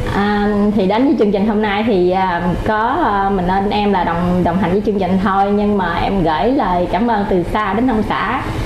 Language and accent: Vietnamese; Chợ Mới, An Giang, Vietnam